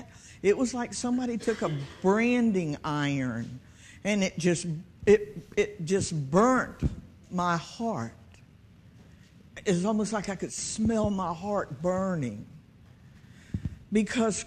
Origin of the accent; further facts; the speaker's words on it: Hampton, Virginia, United States; I'm from Fox Hill